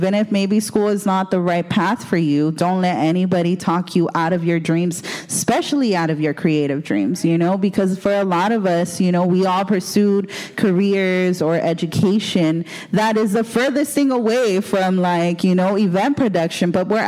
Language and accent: English; Los Angeles, California, United States; I'm from Boyle Heights.